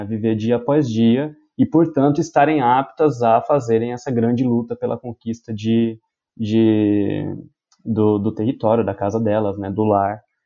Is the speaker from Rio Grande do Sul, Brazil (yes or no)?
no; Ribeirão Preto, São Paulo, Brazil; Eu sou de Ribeirão Preto